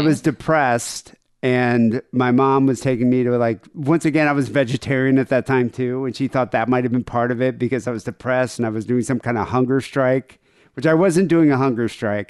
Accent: South Africa; moved away; growing up in South Africa in the eighties

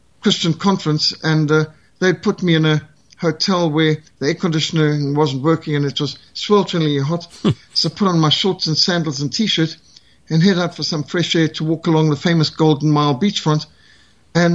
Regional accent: South Africa; I'm South African

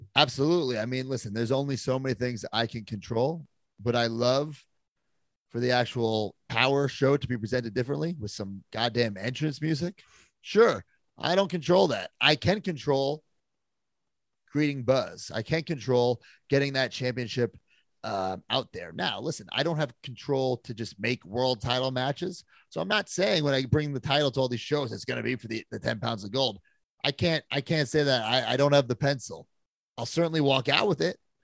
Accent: New York, United States; do some shows in New York, my hometown

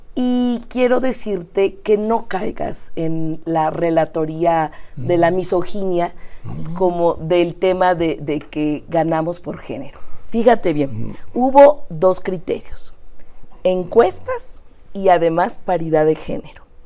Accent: Mexico City, Mexico; also born or lived in Iztapalapa, Mexico City; yo nací en el Poniente, nací En, la, colonia Nativitas

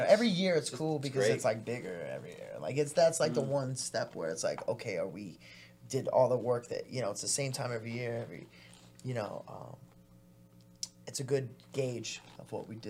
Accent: Wilkes-Barre, Pennsylvania, United States; this is my hometown. I grew up here

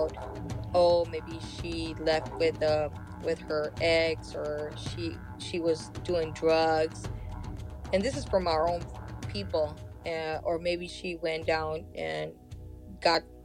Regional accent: Third Mesa, Hopi, Arizona, United States; now in California, United States; I come from the Sun Clan and Eagle Clan in Third Mesa Hood Villa

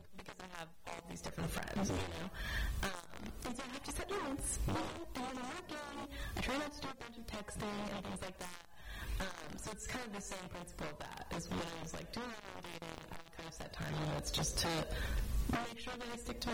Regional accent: Australia; I'm Australian

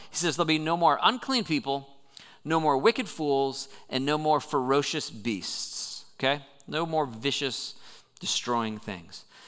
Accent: Southern California, United States; moved away; I grew up in Southern California, which gets a reputation for being beautiful

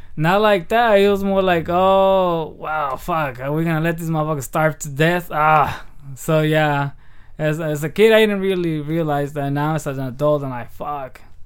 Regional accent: Aguililla, Michoacán, Mexico; moved away; also born or lived in Hayward; I was raised in Mexico from the time I was two.

